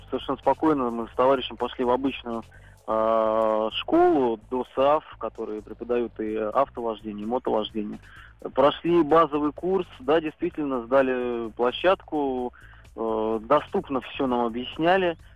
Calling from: Moscow, Russia; я из Москвы

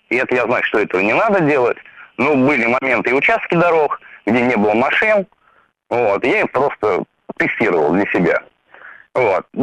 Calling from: Saint Petersburg, Russia; Я из Санкт-Петербурга.

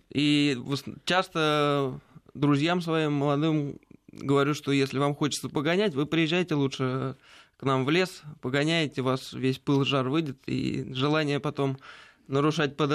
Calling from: Moscow, Russia; А, я из Москвы.

